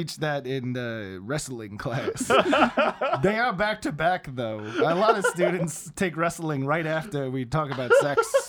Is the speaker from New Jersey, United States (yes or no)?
yes; New Jersey, United States; Yeah, I'm from New Jersey.